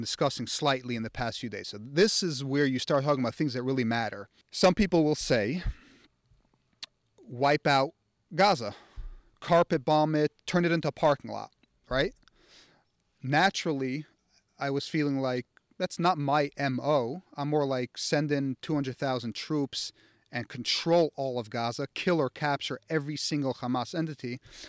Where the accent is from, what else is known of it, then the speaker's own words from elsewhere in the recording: United States; I, just like everyone else, was indoctrinated over time growing up in America by politics and theory of morality and war